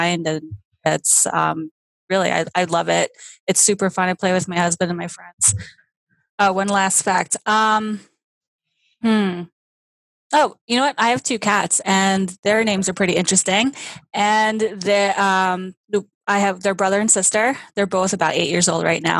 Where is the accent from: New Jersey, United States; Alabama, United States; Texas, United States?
New Jersey, United States; also born or lived in Oklahoma; I was actually born in Oklahoma, which people seem to find really strange, just being from the East Coast. They're like, you're a total Jersey girl, like born and raised. I'm like, I actually wasn't born here